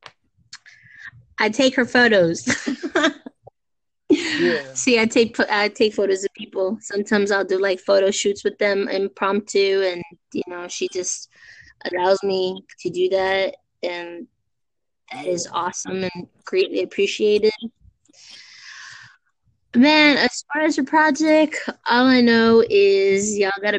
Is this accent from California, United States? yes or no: yes; Los Angeles, California, United States; Born and raised in East LA.